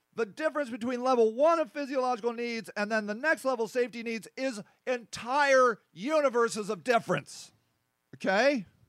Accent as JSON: {"language": "English", "country": "United States", "said": "over here in America"}